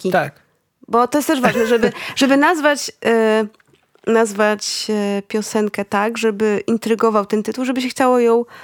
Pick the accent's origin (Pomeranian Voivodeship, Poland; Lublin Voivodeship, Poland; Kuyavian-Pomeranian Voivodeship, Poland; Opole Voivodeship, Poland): Lublin Voivodeship, Poland; near Lublin; jestem z, z okolic Lublina